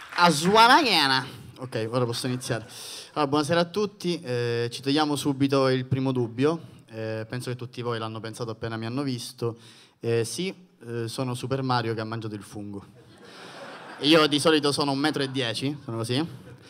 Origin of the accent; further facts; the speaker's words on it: Sicily, Italy; essendo siciliano